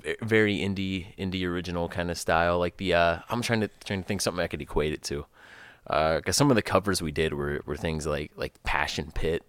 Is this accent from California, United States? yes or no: no; Pittsburgh, Pennsylvania, United States; The Pittsburgh area.